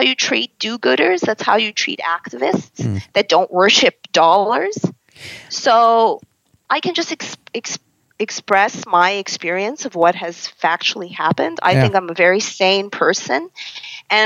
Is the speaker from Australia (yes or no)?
no; Canada; as a Canadian who's been through the ringer of Western medicine